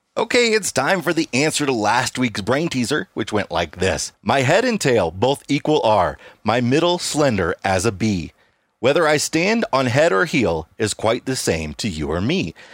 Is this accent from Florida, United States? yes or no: no; Illinois, United States; moved away; we're from Illinois